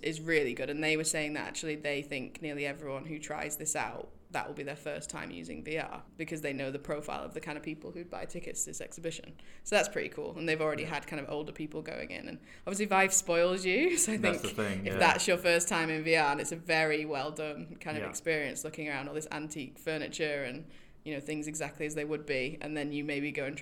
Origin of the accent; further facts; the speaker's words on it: Manchester, North West England, United Kingdom; moved away; I'm from Manchester